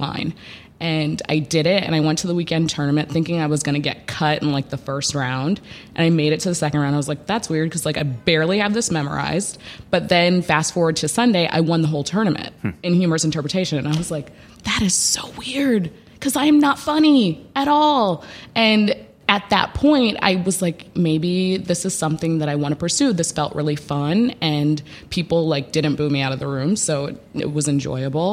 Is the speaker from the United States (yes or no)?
yes; St. Louis, Missouri, United States; also born or lived in Chicago, Illinois; mostly grew up in St. Louis